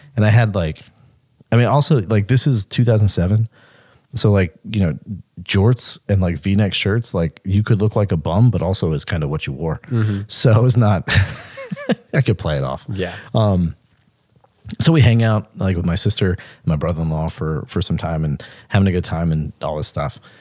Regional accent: Mississippi, United States; we, we grew up in Mississippi.

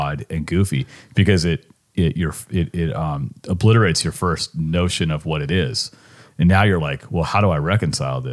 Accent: California, United States; moved away as an adult; now in Richmond, United States

